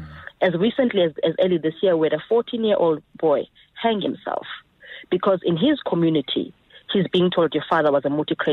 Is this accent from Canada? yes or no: no; South Africa; Look, Eusebius, the 6th of August 2012 is a moment of national shame for all South Africans.